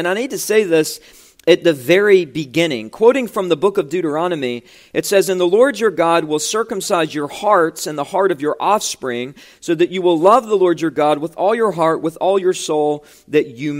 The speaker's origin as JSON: {"language": "English", "region": "West Virginia", "country": "United States", "tie": "born or raised there", "moved": "yes", "said": "when I was pastoring in my home state of West Virginia"}